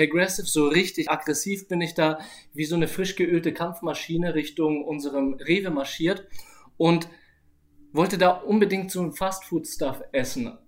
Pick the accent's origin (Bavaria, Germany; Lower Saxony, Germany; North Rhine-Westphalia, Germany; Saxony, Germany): Bavaria, Germany; Nuremberg; habe ich natürlich früher mit meiner Mutter gelebt mhm. und äh, meinem Stiefvater und meinem Bruder. Genau in der Hut bei LW471 in Langwasser.